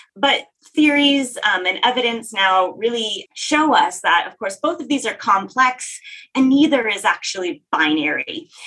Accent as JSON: {"language": "English", "region": "Texas", "country": "United States", "tie": "born or raised there", "said": "I grew up in Texas."}